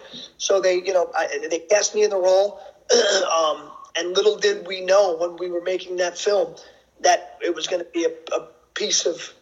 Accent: Yonkers, New York, United States; also born or lived in Bogota, Colombia; I was adopted and raised in and grew up in Yonkers, New York, which is like 20, 25 minutes outside the city. It's right next to the Bronx. Pretty much grew up in an Italian middle class family.

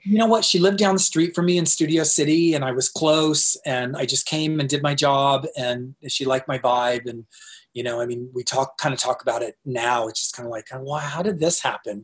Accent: Tempe, Arizona, United States; also born or lived in North Dakota; I'm from Arizona, and uh, in Tempe

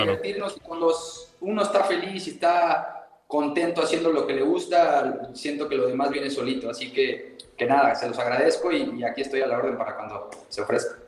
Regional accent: Mexico; moved away as an adult; also born or lived in Puebla; now in Costa Rica; mi país, también mi familia

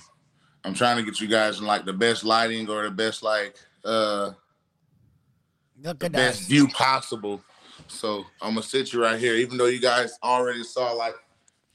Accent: Perry, Florida, United States; also born or lived in Madison, Florida; I moved to Perry, Taylor County, where I went to high school and like grew up and stuff, about 25 minutes away from Madison

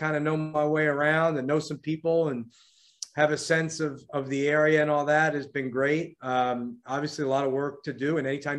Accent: New York, United States; also born or lived in Miami; now in Washington, D.C., United States; I'm from New York originally, but I lived here, for 9 years, nine seasons at George Mason.

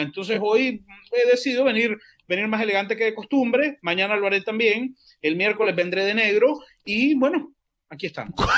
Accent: Nicaragua; yo soy nicaragüense siempre y siempre voy a ser nicaragüense

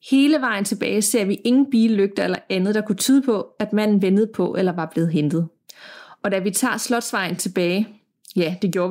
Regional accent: Middelfart, Southern Denmark, Denmark; Jeg kommer fra Middelfart på Fyn, som er byen, inden man krydser over til Jylland.

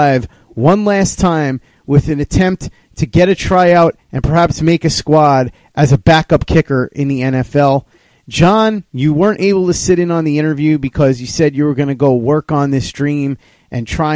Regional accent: New York, United States; as a New Yorker

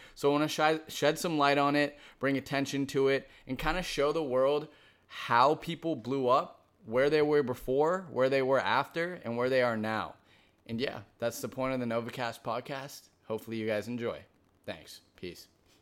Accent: Boston, Massachusetts, United States; now in Los Angeles, United States; born and raised in Boston, Massachusetts, but currently residing in Los Angeles, California

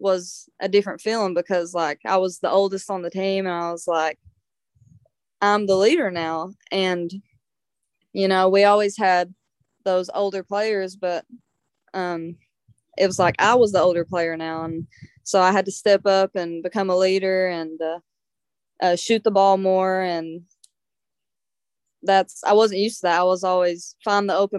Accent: eastern Kentucky mountains, United States; just another mountain girl

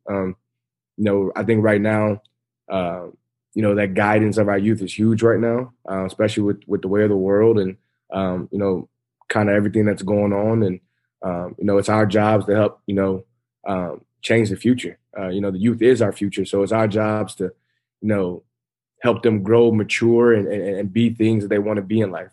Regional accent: Kirkwood, Missouri, United States; I'm back at home in my hometown. Uh, I'm coaching the high school I went to.

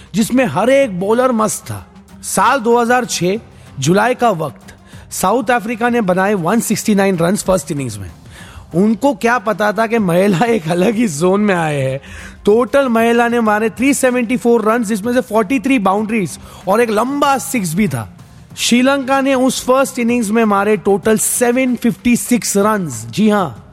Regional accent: Mumbai, Maharashtra, India; मैं खुद मुंबई से हूं

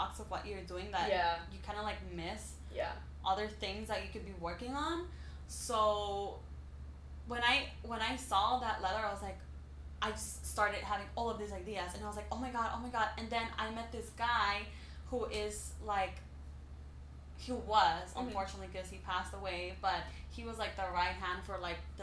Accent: El Salvador; moved away as an adult; also born or lived in San Francisco, California / Italy; now in New York, United States; I'm from El Salvador, mm-hmm. and I moved when I was 18 to California

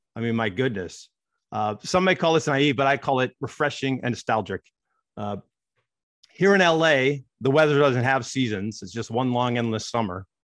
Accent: Oneonta, New York, United States; moved away; I grew up in Oneonta, a small town in upstate New York, population fifteen thousand people.

